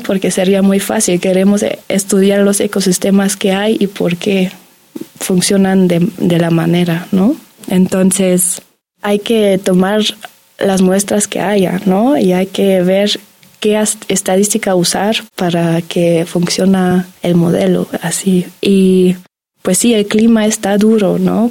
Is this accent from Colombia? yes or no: no; Germany; Spanish is a second language; moved away as an adult; now in Mexico; yo nací en Alemania y vengo acá y tengo la oportunidad de aprender la lengua, la cultura